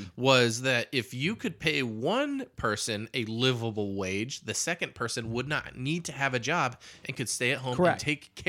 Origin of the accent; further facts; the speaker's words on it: California, United States; now in Tucson, United States; I grew up in California